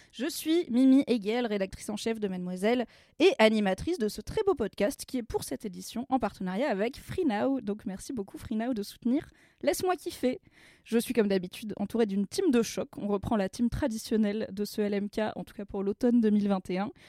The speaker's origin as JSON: {"language": "French", "area": "Vercors, Drôme", "region": "Auvergne-Rhône-Alpes", "country": "France", "tie": "born or raised there", "said": "moi j'ai grandi dans le Vercors, euh, dans la Drôme"}